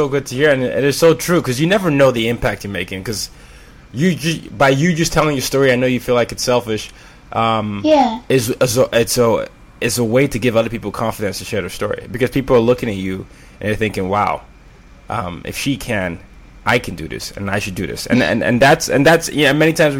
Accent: Nigeria; But then sometimes when I tell them I'm Nigerian, I get the oddest questions.

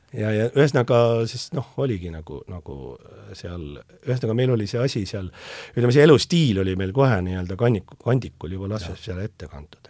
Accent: Tallinn, Harju County, Estonia; see on minu sünnikodu.

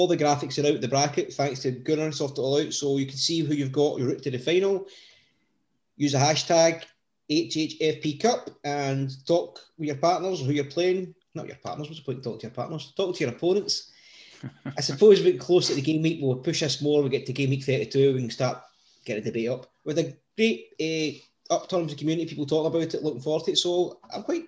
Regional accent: Coatbridge, Scotland, United Kingdom; born or raised there

